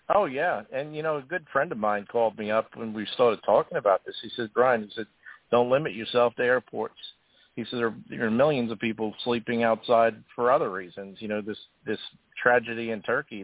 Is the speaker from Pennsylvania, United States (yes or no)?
no; Long Island, New York, United States; I grew up on Long Island